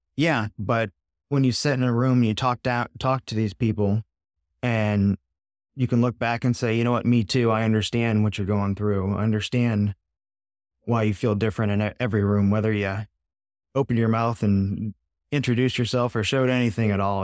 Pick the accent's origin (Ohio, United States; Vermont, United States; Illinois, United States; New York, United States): Ohio, United States; a suburb of Cleveland; I grew up in a suburb of Cleveland, blue-collar town.